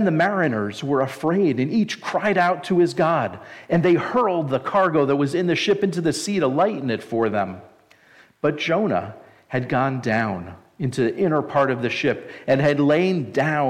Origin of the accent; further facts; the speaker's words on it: New Jersey, United States; moved away; I'm originally from New Jersey, if you can't tell from my great accent